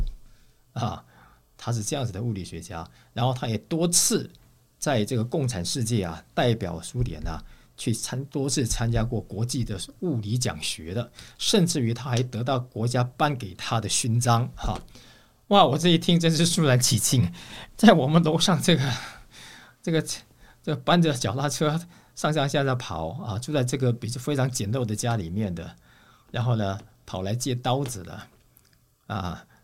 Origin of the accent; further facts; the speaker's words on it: Taiwan; moved away; also born or lived in Russia; 我们从台湾来的